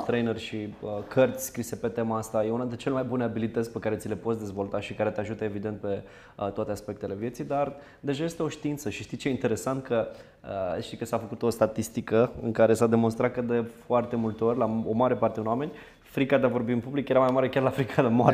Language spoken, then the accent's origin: Romanian; Zimnicea, Teleorman County, Romania; sunt din Zimnicea, cel mai sudic oraș al României